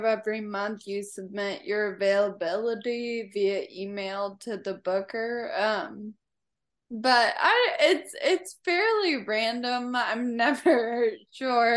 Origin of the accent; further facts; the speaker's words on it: Franklin, Tennessee, United States; also born or lived in Nashville; I'm from Franklin, which is like a small town, 30 minutes south of here.